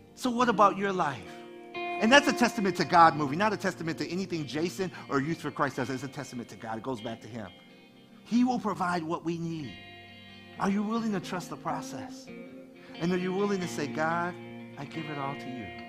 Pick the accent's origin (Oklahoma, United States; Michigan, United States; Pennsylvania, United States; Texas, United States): Michigan, United States; Detroit; I grew up in Detroit